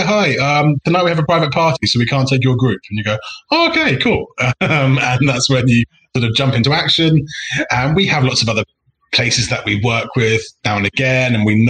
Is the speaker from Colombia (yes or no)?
no; England, United Kingdom; moved away as an adult; also born or lived in South London; now in Barcelona, Spain; I'm English